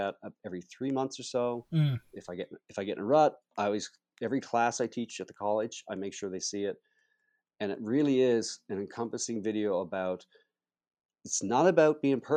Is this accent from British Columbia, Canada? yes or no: no; Charlottetown, Prince Edward Island, Canada; there's a big project downtown to restore the birthplace of Canada, where Canada was signed as a country here in my hometown here and where I live